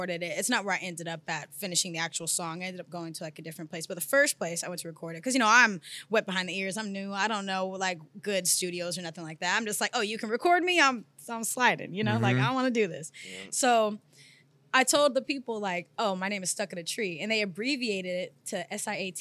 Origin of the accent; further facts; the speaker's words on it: Sacramento, California, United States; I'm from Sacramento, California. That's where I originate